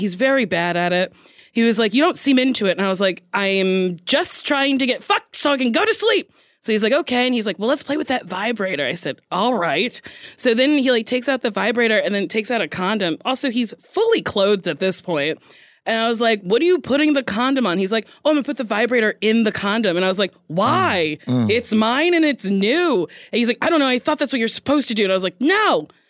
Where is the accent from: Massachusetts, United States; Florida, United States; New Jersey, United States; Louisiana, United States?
New Jersey, United States; New Jersey.